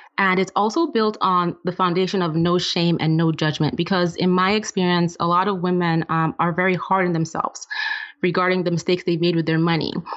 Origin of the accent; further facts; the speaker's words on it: Nigeria; moved away; I'm originally from Nigeria and I grew up in a family where my dad was the breadwinner